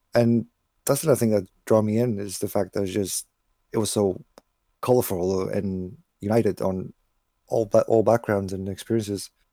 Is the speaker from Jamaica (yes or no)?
no; Portugal; my hometown in Portugal